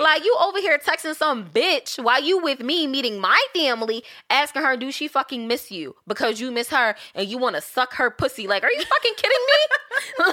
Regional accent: St. Louis, Missouri, United States; moved away; I'm originally from Saint Louis

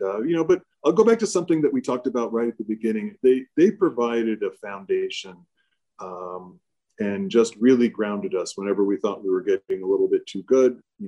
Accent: Germany; born there; So I was born on Air Force Base in Germany.

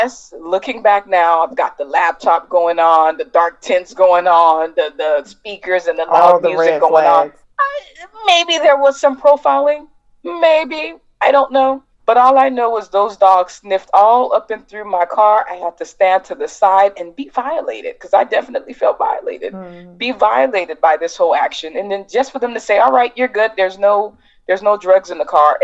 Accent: Miami, Florida, United States; I'm from Miami

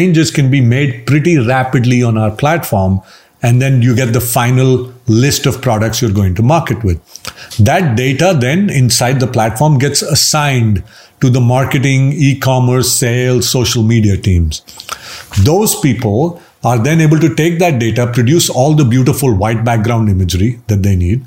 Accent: India; So I'm Indian. We live with our parents even when we're older. Uh-huh. That's our culture

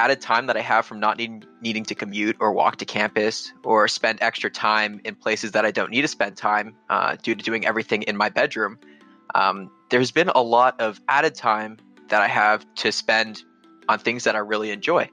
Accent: Canada; me being Canadian

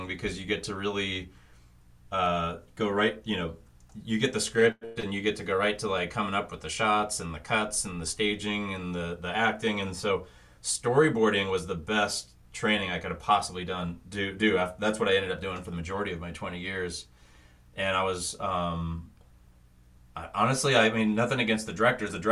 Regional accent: Thousand Oaks, California, United States; I'm from Thousand Oaks, which is like a suburb outside of LA. Mm-hmm. It's funny, like basically growing up near

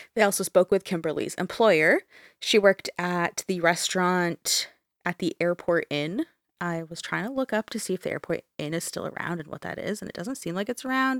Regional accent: Canada; we're both Canadian

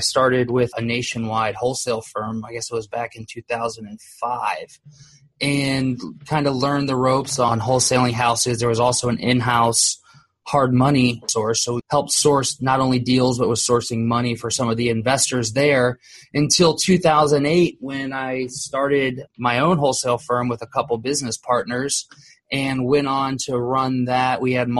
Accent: Columbus, Ohio, United States; born there; now in Orlando, United States; Originally, I was born in Columbus, Ohio. I've lived in Orlando, Florida for, I guess, roughly 30 years now.

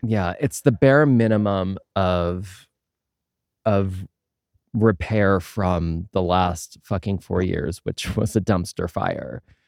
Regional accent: Pennsylvania, United States; I grew up in Pennsylvania and I went to college in Allentown

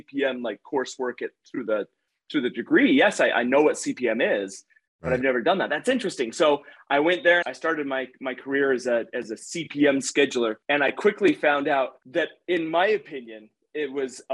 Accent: Utah, United States; how do I get back to Utah

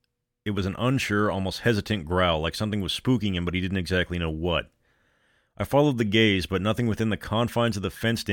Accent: Denver, Colorado, United States; I've lived most of my life here in Colorado. I was born and raised in Denver. I took a hiatus when I went to college out of state, but I came back, and home is home.

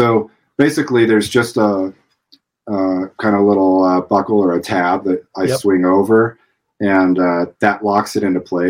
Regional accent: Illinois, United States; moved away as an adult; also born or lived in Clarksville, Tennessee; I grew up in Illinois

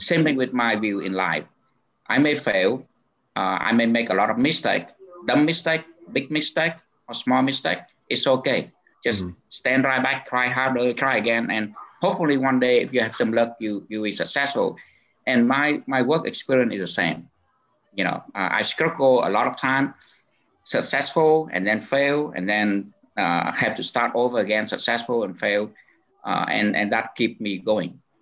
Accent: Ho Chi Minh City, Vietnam; also born or lived in Minnesota; now in Garden Grove, United States; I was born actually in Saigon

